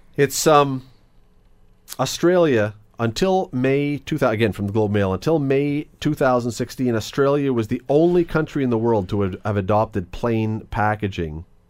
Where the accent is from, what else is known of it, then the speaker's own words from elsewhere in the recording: Toronto, Ontario, Canada; moved away as an adult; now in Hamilton, Canada; I grew up in Toronto until I was about eighteen. I lived in Toronto